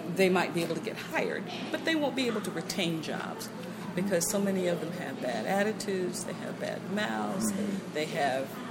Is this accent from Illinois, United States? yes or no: no; Indianapolis, Indiana, United States; I grew up in Indianapolis, not not over here